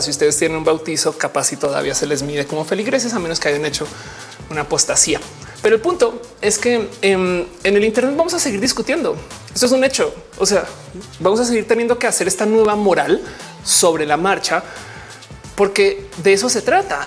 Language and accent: Spanish; Mexico; yo no nací en México, pero, pues, de México soy